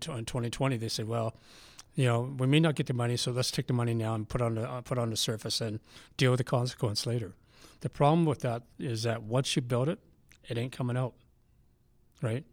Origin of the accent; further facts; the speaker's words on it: Vancouver, British Columbia, Canada; now in Calgary, Canada; Growing up in Vancouver